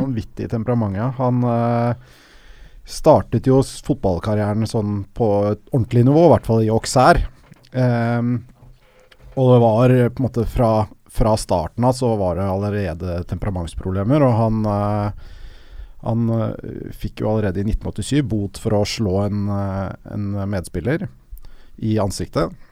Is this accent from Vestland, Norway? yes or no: no; Oslo, Norway; Jeg er også fra Smestad